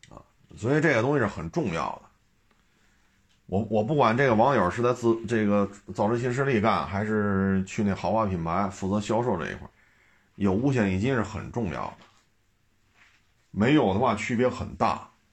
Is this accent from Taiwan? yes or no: no; China; 我们中国人